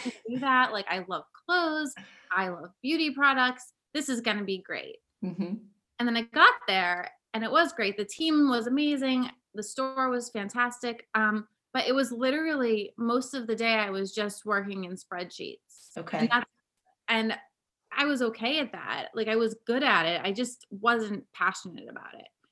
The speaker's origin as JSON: {"language": "English", "area": "Cape Cod", "region": "Massachusetts", "country": "United States", "tie": "born or raised there", "moved": "yes", "lives_now": "Brooklyn, United States", "said": "I grew up on Cape Cod in Massachusetts"}